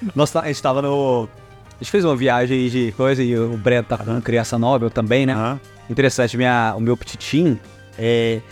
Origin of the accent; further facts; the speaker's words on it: Goiás, Brazil; nós somos goiano